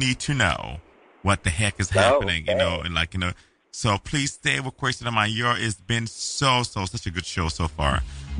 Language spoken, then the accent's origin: English; Cincinnati, Ohio, United States; I was born at the Cincinnati General Hospital on the campus of University of Concrete, aka University of Cincinnati.